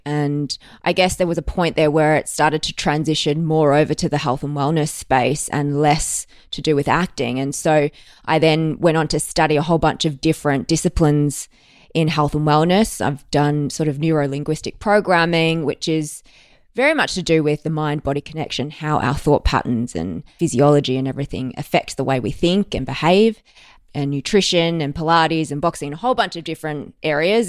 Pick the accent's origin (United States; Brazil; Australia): Australia; Melbourne, Victoria; I was born in Melbourne. I've spent most of my life here.